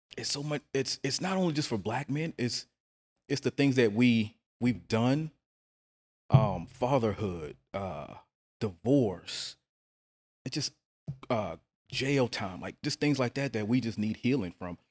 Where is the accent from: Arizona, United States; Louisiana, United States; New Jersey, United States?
Louisiana, United States; New Orleans; I'm actually from New Orleans.